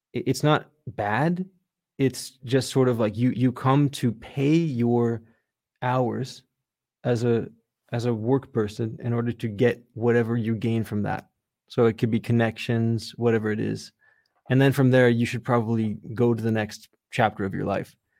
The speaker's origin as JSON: {"language": "English", "town": "Redondo Beach", "region": "California", "country": "United States", "tie": "born or raised there", "also_born_or_lived": "New York", "said": "I grew up in Redondo Beach in, um, yeah, just, just, like, thirty minutes outside of downtown Los Angeles"}